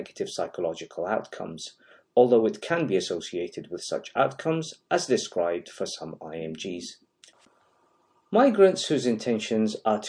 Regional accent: Iraq; moved away as an adult; now in United Kingdom; I was born in Iraq, lived in the United Kingdom as a child for 5 years, graduated from medical school in Iraq, migrated to the United Kingdom where I undertook training in critical care and anesthesia

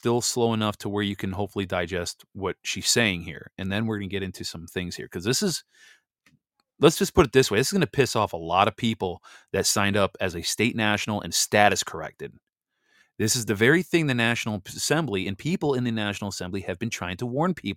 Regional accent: Wisconsin, United States; moved away; my home state that I grew up in, Wisconsin

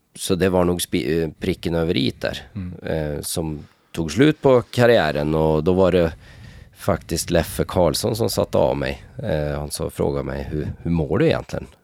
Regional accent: Norway; moved away as an adult; i Norge, speciellt där jag kommer ifrån

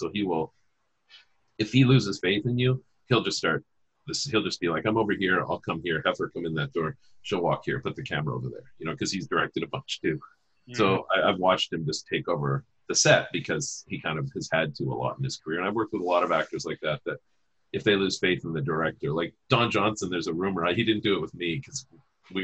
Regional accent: Saskatchewan, Canada; I'm from Saskatchewan

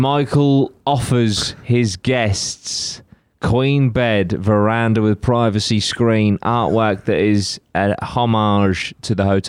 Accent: England, United Kingdom; we're from England.

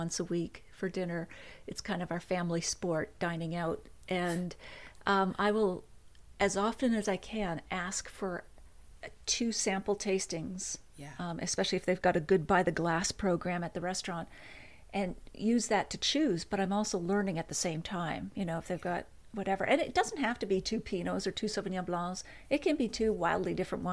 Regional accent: Nova Scotia, Canada; I grew up in Nova Scotia

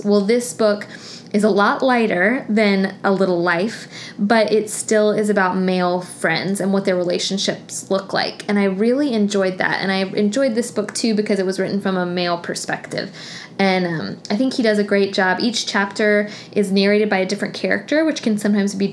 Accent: Tallahassee, Florida, United States; also born or lived in Montgomery, Alabama; I grew up in Tallahassee

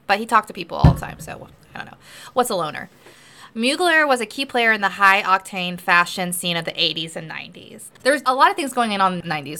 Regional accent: the South, United States; I come from the South

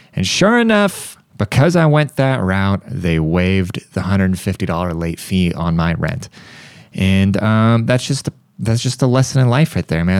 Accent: United States; I, as an American

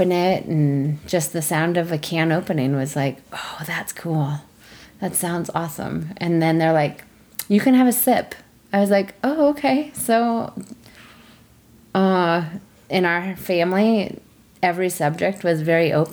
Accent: Lafayette, Colorado, United States; also born or lived in Denver, Colorado / Indian reservation; I was born in Denver, Colorado, and I grew up the majority of my life in Lafayette, Colorado

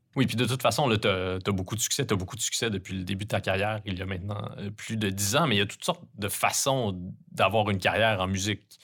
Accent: Quebec, Canada; accent: Québécois; les Québécois sont bien placés pour savoir à quel point c'est agaçant d'entendre quelqu'un mal imiter notre accent

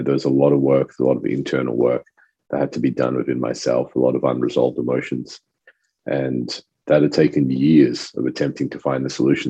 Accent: Australia; first language French; English is a second language; also born or lived in Rodrigues Island; coming to Australia when I was about 4 years old, I spoke fluent French. My family's from Rodriguez Island, which is a little French island

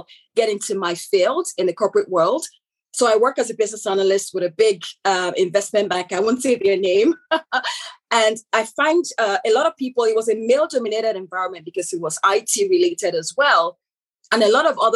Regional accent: Nigeria; accent: African; moved away as an adult; also born or lived in United Kingdom; now in Canada; I am born Nigerian, so I'm originally from Nigeria, hence the African accent

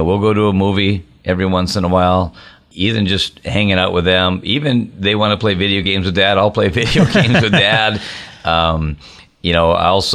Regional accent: Minnesota, United States; moved away as an adult; now in Wisconsin, United States; even though I live over in the border in Wisconsin, I grew up in Minnesota

